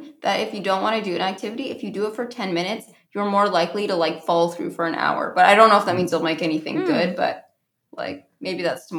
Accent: Vermont, United States; I'm from New England. Hello. From Vermont, though

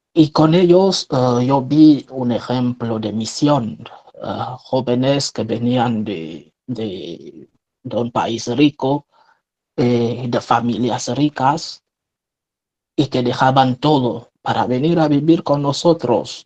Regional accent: Cameroon; first language French; Spanish is a second language; moved away as an adult; now in Spain; Soy un religioso franciscano de María, sacerdote de Camerún, de origen un país de centro de África

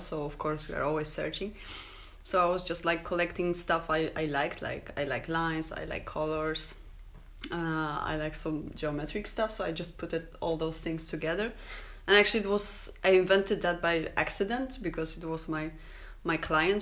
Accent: Poland; English is a second language; also born or lived in Krakow; I'm um, from Poland.

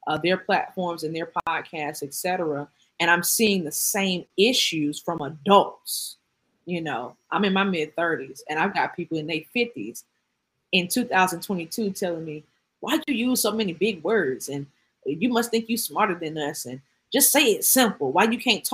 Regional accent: Atlanta, Georgia, United States; I'm from Atlanta

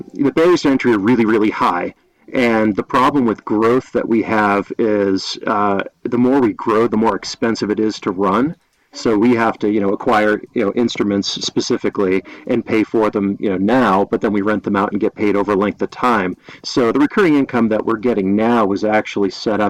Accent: Massachusetts, United States; moved away as an adult; also born or lived in New Jersey / Long Island; now in Colorado, United States; I grew up in Massachusetts and then went to school in New Jersey

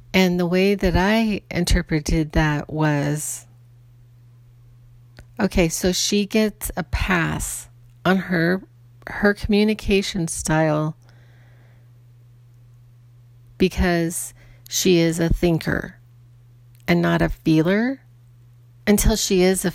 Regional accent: Ireland; I'm Irish, and so I can have a temper. I was born this way. This is just the way I am.

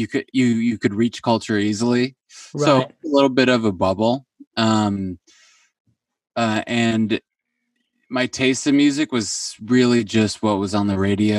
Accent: New Haven, Connecticut, United States; also born or lived in Brooklyn, New York; now in Los Angeles, United States; I grew up about 2 hours east of New York, in a suburb of New Haven, Connecticut

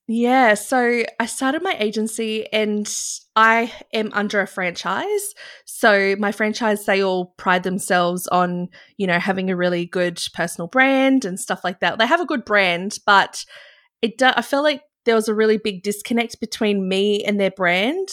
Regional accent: Byron Bay, New South Wales, Australia; I grew out of the bubble when I was in Byron Bay. You know, I'd grown up there

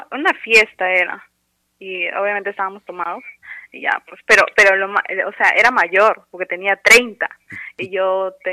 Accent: Lima, Peru; De Lima, soy de Breña.

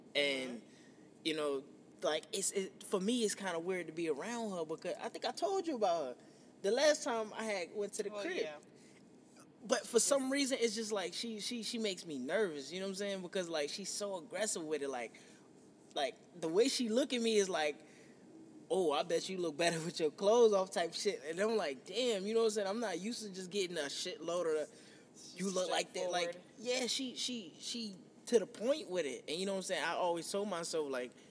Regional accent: New York, United States; moved away; when we grew up in New York, it was me and my homeboys

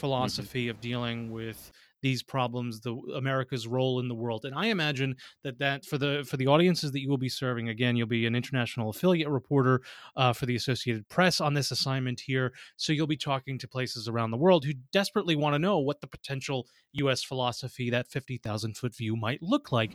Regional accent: New York City, New York, United States; as a New Yorker

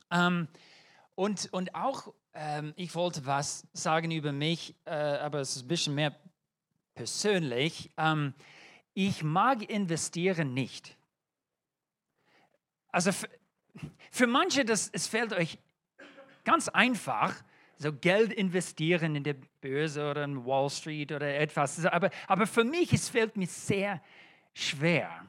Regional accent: United States; German is a second language; now in Germany; Äh, das ist kein deutscher Name und auch von meinem Akzent hört das schon. Ähm, ich bin Amerikaner

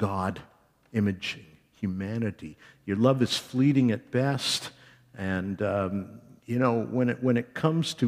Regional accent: Canada; we are Canadian evangelical church people

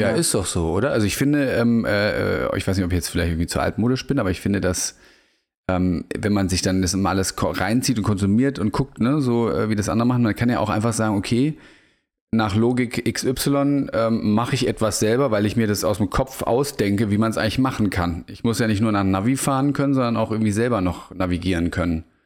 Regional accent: Germany; moved away as an adult; now in Portugal; als gebürtiger Bundesrepublikaner

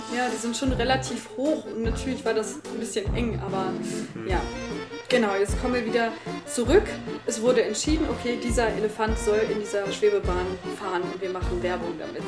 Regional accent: Rhineland, Germany; ich komme ja aus dem Rheinland

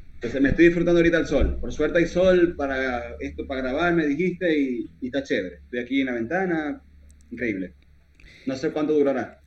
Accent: Venezuela; moved away as an adult; now in Argentina; yo nací literalmente ahí en el Barillal

